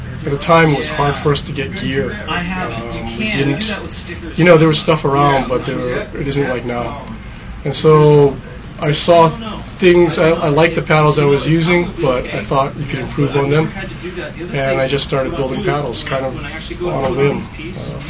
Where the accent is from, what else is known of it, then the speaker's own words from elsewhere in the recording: Hawaii, United States; now in Bend, United States; because we're both from Hawaii